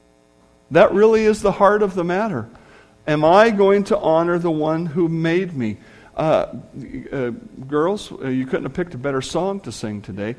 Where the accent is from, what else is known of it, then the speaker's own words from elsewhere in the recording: United States; being American